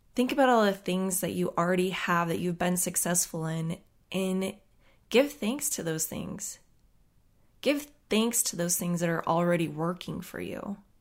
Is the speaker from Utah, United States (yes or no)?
yes; Utah, United States; moved away; they would ask me where I was from. And I would tell them that I was from Utah